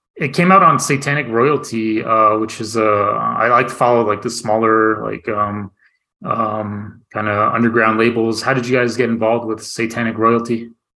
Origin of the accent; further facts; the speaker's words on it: near Flagstaff, Northern Arizona, United States; also born or lived in Tucson, Arizona / Phoenix, Arizona; I grew up in Northern Arizona, um, just like born and raised. Um, and uh, yeah, closer to like the Flagstaff area